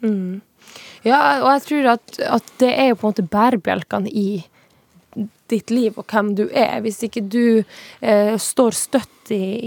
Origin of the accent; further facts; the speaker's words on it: Tana, Finnmark, Norway; moved away as an adult; now in Oslo, Norway; jeg er fra Tana